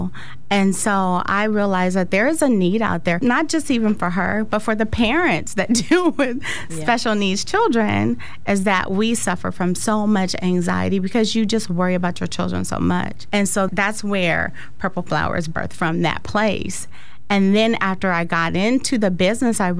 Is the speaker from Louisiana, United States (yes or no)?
no; Sacramento, California, United States; also born or lived in San Francisco; I'm from San Francisco, but Sacramento all of my formative years